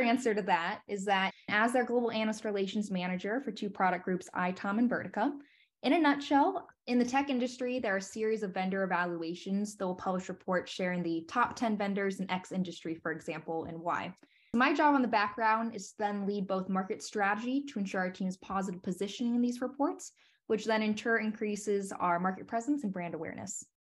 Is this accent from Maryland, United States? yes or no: no; Dayton, Ohio, United States; also born or lived in Washington, D.C.; now in Columbus, United States; ended up in Columbus, Ohio, which is just about an hour away from my hometown in Dayton, Ohio